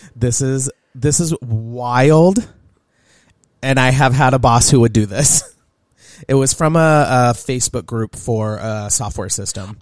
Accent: Southern California, United States; now in Montana, United States; Growing up in Southern California

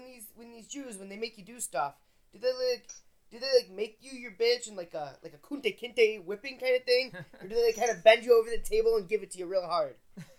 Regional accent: Mohawk Valley, New York, United States; now in Pensacola, United States; I'm from the Mohawk Valley of New York.

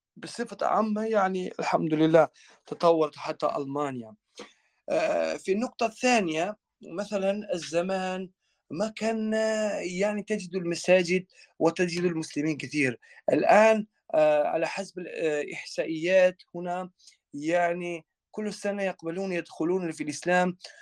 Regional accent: Kosovo; Arabic is a second language; moved away as an adult; also born or lived in Libya; now in Germany; خريج حتى من مدرسة ثانوية إسلامية في في بريشتينا في عاصمتنا

